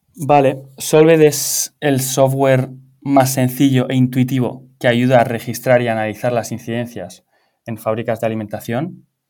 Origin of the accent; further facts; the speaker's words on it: Pamplona, Navarre, Spain; moved away as an adult; also born or lived in Valencia / London; yo soy de Pamplona, pero me vine a Valencia para estudiar la carrera